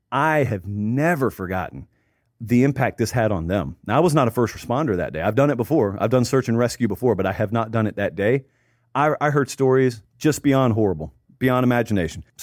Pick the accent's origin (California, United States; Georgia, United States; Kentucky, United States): Georgia, United States; Columbus; I grew up in Columbus, Georgia, which is right on the Chattahoochee River. So it's right across from Alabama.